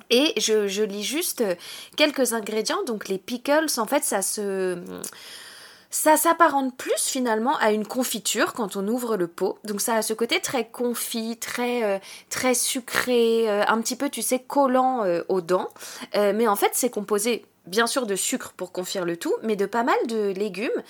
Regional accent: France; chez nous en France

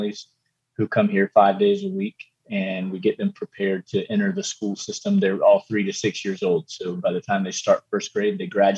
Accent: Eastern North Carolina, United States; moved away as an adult; now in Costa Rica; I'm originally from Eastern North Carolina and grew up in a church

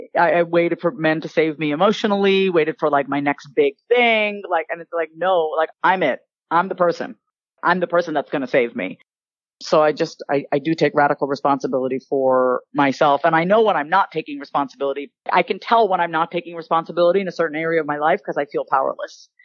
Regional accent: Long Island, New York, United States; accent: Long Island; now in Austin, United States; I grew up on Long Island, New York

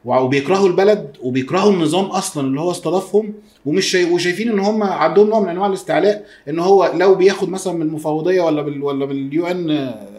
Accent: Egypt

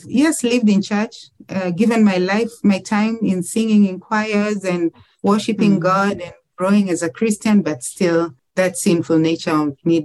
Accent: Mwanza, Tanzania; moved away as an adult; now in Kenya; I was born in a town called Mwanza in Tanzania. So that is south of Kenya

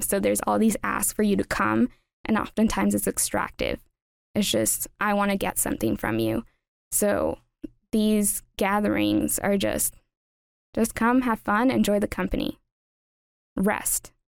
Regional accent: Los Angeles, California, United States; moved away as an adult; now in Upper Valley, United States; growing up in Los Angeles, and specifically East L

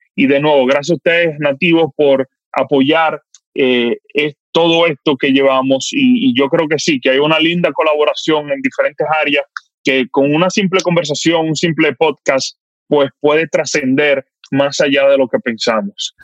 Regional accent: Dominican Republic; como dominicano

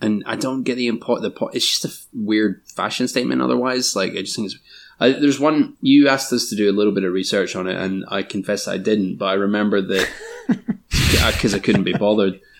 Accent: Scotland, United Kingdom; as a Scottish teenager

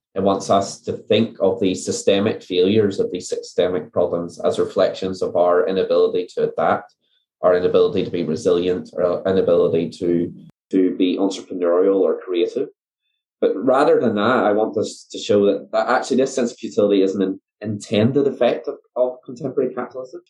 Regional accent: Northern Ireland, United Kingdom; moved away as an adult; also born or lived in New Zealand; now in Dunedin, New Zealand; So I am originally from Northern Ireland. I came out to New Zealand to do my PhD in 2012. I've been based here ever since

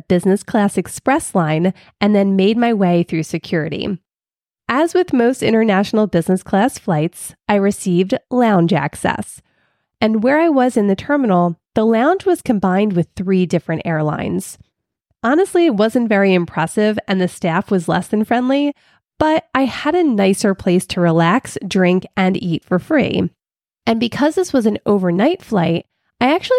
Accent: Philadelphia, Pennsylvania, United States; moved away; also born or lived in Florida; I grew up in Philly and spent my summers vacationing at the Jersey Shore

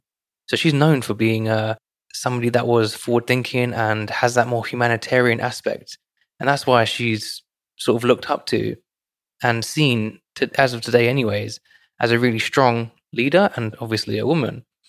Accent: United Kingdom; for us, right, in the UK

